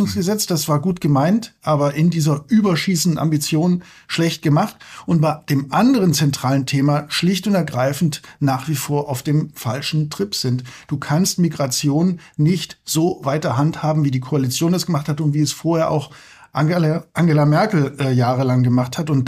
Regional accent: Wullenstädten, Germany; now in Berlin, Germany; es ist eben nicht so leicht, ähm, äh, in Wullenstädten, wo ich aufgewachsen bin, äh, kein Auto zu haben. Der Name äh, deutet schon an, dass es sich eher um einen kleineren Ort handelt.

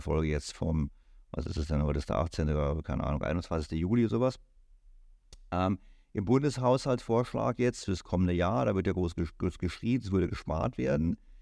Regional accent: Germany; als Deutscher

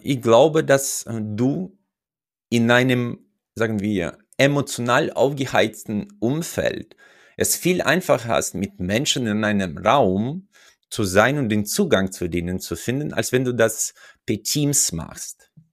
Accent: Uzbekistan; moved away as an adult; now in Germany; Ich komme ja aus Usbekistan, wo ich mein erstes Studium abgeschlossen hatte

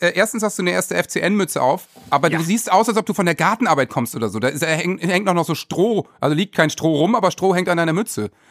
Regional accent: Worpswede, Lower Saxony, Germany; Ich bin auch so aufgewachsen im Wald mit selbst Baumhaus bauen und so, Wobswede

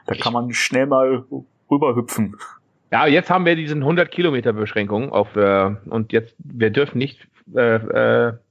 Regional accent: Netherlands; Ich komme ja aus Holland und bin 44 Jahre alt.

